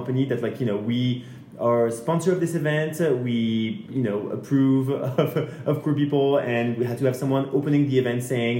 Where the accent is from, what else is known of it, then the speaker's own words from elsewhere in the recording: France; moved away; I'm from France